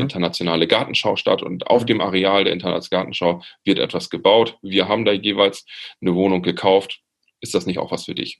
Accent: Friesland, Lower Saxony, Germany; in meinem Heimatort bin aus Friesland

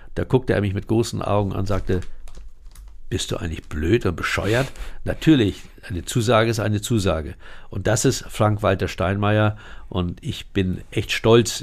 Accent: Hamburg, Germany; Moorburg, dort, wo ich geboren bin

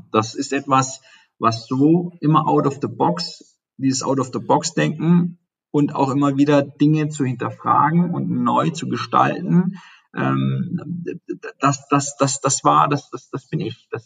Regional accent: Baden-Württemberg, Germany; ich komme ja aus dem Schwabenland, was ja eben in dem Automobilbereich auch ähm, stark ist

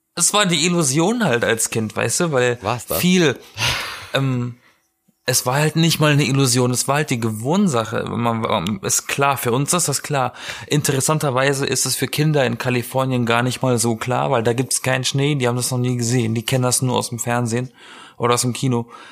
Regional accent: Southern Germany, Germany; now in Berlin, Germany; ich komme aus Süddeutschland

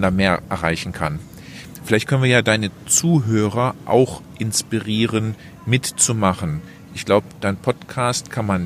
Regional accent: Netherlands; ich bin Niederländer, auch wenn ich so akzentfrei daherkomme.

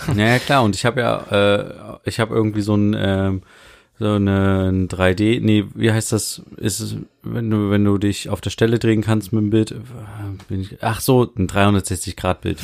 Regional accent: Germany

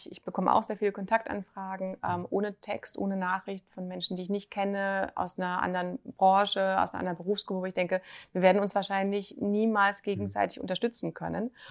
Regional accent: Germany; sind die Deutschen, äh, sind wir Deutsche doch am, noch am vorsichtigsten.

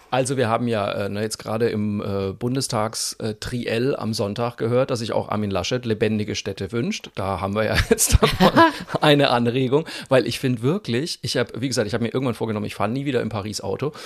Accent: Germany; wir Deutschen

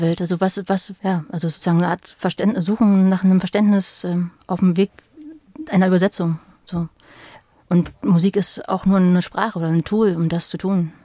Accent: Berlin, Germany; also born or lived in Madrid; also ich bin halt als Kind in Ostberlin aufgewachsen

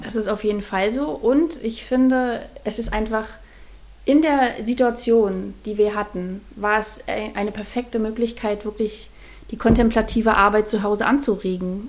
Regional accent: Mecklenburg-Vorpommern, Germany; moved away as an adult; now in Spreewald, Germany; ursprünglich komme ich aus Mecklenburg-Vorpommern und dort habe ich, ähm, bevor ich in den Spreewald gezogen bin

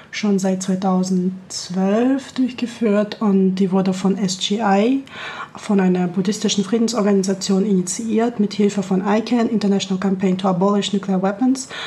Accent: Kazakhstan; German is a second language; moved away as an adult; now in Tübingen, Germany; ich komme ursprünglich aus Kasachstan, bin für mein Masterstudium nach Tübingen gekommen

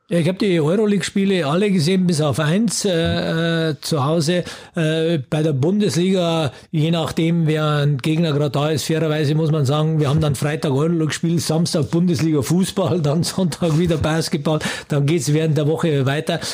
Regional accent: Germany; wir kommen ja aus Deutschland

